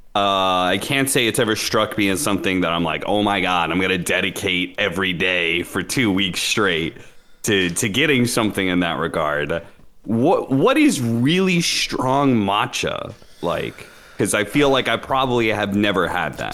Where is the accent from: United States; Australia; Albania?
United States; Pacific Northwest; moved away; I grew up in the Pacific Northwest